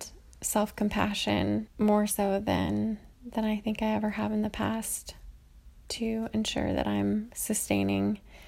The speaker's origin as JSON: {"language": "English", "region": "California", "country": "United States", "moved": "yes", "lives_now": "Cincinnati, United States", "said": "I live in Cincinnati, Ohio, but I am from California."}